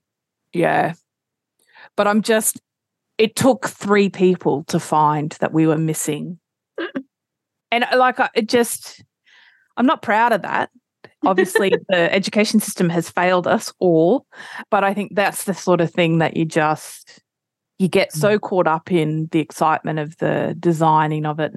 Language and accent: English; Australia; I'm Australian